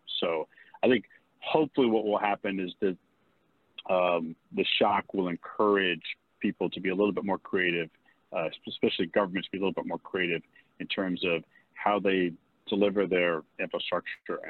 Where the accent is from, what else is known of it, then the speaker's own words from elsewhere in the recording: Bethesda, Maryland, United States; now in Virginia, United States; I grew up in Bethesda, Maryland